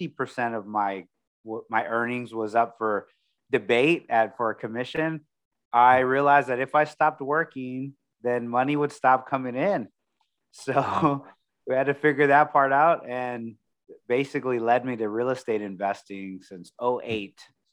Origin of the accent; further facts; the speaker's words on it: Corpus Christi, Texas, United States; now in San Antonio, United States; And I originally from Corpus Christi. So I grew up near the beach